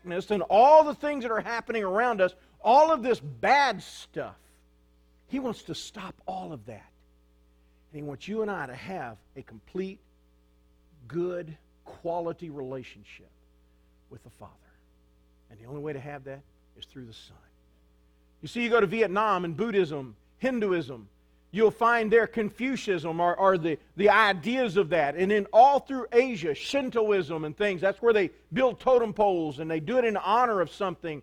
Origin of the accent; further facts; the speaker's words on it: United States; I'm an American